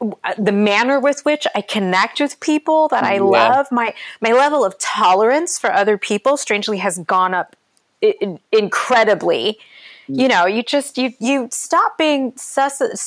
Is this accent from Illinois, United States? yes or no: no; Ashtabula, Ohio, United States; also born or lived in Orange County, California; I'm from a small town in Ohio called Ashtabula. It's like the most upper northeast corner of Ohio before the Pennsylvania border